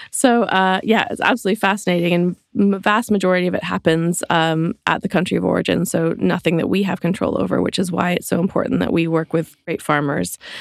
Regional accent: Canada; moved away as an adult; also born or lived in London; now in Suffolk, United Kingdom; I grew up in Canada, which is where my accent is from

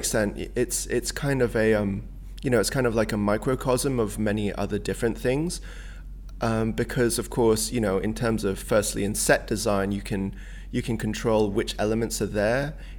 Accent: Hong Kong; also born or lived in Singapore; I grew up a lot in Southeast Asia where, you know, like Hong Kong and Singapore, it's very chaotic as like an urban environment.

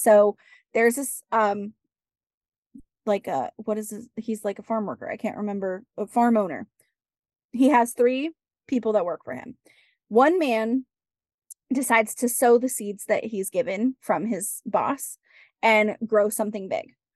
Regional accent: West Coast, United States; I grew up on the West Coast.

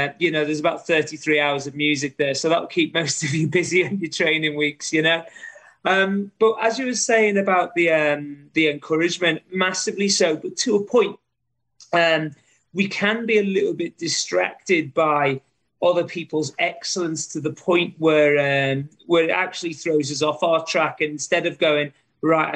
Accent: Liverpool, North West England, United Kingdom; moved away as an adult; now in Australia; my hometown of Liverpool

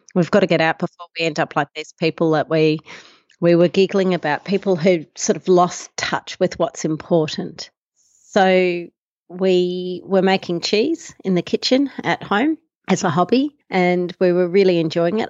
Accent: Melbourne, Victoria, Australia; moved away as an adult; now in Tasmania, Australia; I was born in Melbourne, uh, six kilometres from the central business district of Melbourne, actually. And I went to school there

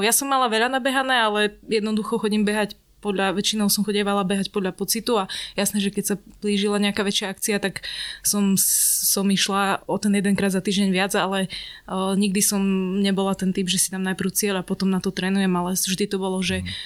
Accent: Stará Ľubovňa, Prešov Region, Slovakia; now in Bratislava, Slovakia; ja som zo Starej Ľubovne

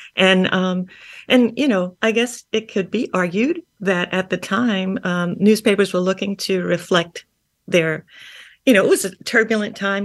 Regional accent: New Castle, New York, United States; I grew up in Long Island. I grew up in Newcastle

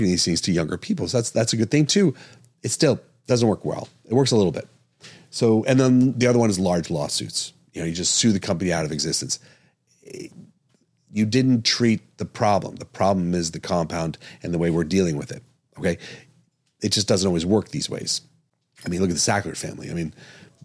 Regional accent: East Coast, United States; now in Arizona, United States; I'm from the East Coast, grew up on the East Coast

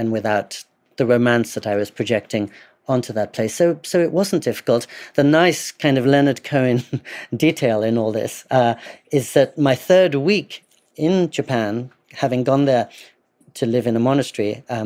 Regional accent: England, United Kingdom; I grew up in English boarding schools, a 15th century boarding school in particular

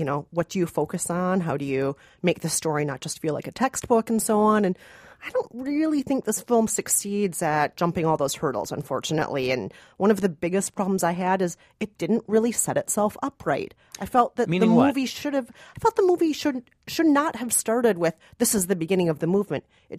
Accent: Minnesota, United States; Now, like you, Rafer, but I'm from Minnesota, and I'm not Mexican-American, so I have an excuse.

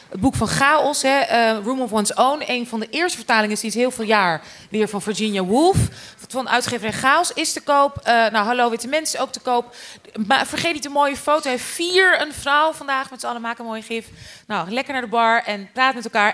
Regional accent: Amstelveen, North Holland, Netherlands; opgegroeid in Amstelveen

